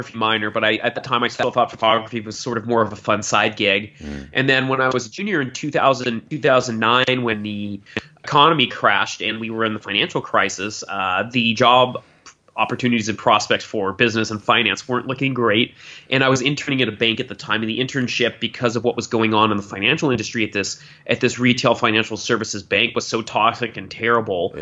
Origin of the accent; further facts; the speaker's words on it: Southern California, United States; I grew up here in Southern California, and growing up in SoCal